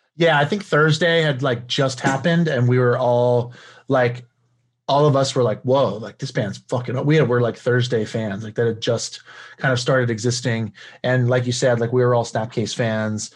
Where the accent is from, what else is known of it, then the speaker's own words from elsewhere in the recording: California, United States; born and raised in California